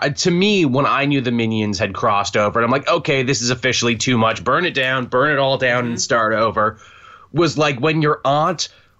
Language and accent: English; Canada; being Canadian